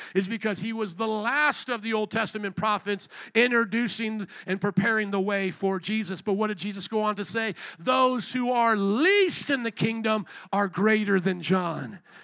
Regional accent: near Fort Wayne, Indiana, United States; moved away; Fort Wayne, Indiana, in about 10 minutes outside of where I grew up

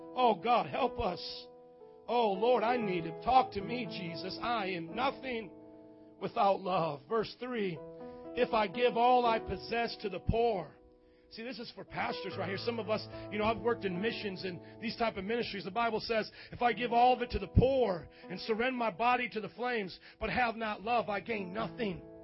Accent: Indiana, United States; moved away; a gringo from Indiana. Okay, I grew up in Indiana

